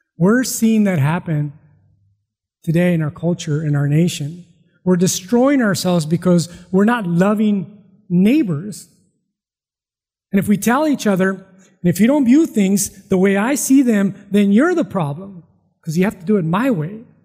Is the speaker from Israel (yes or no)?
no; Mexico; now in California, United States; I was born in Mexico.